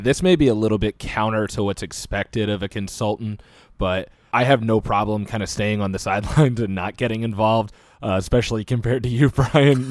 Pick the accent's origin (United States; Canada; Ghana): United States; proud of being American